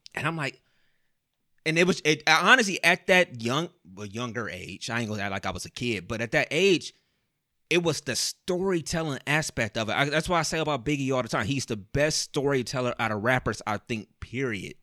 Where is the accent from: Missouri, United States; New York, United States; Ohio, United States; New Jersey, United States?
Ohio, United States; Cleveland; we're from Cleveland